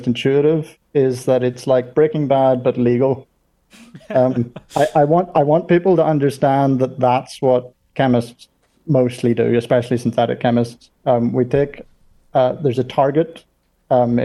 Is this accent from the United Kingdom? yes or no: yes; Belfast, Northern Ireland, United Kingdom; moved away as an adult; also born or lived in Durham, England; now in Zurich, Switzerland; I was born in Northern Ireland, which explains the accent, born in Belfast. When I was 18, I moved to university in England.